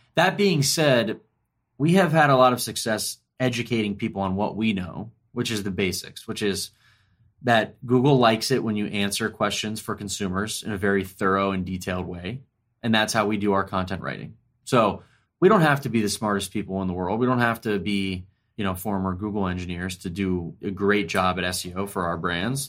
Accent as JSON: {"language": "English", "town": "Ormond Beach", "region": "Florida", "country": "United States", "tie": "born or raised there", "also_born_or_lived": "Washington, D.C. / San Francisco", "moved": "as an adult", "said": "I grew up in Ormond Beach, Florida, which is a suburb just outside of Daytona Beach."}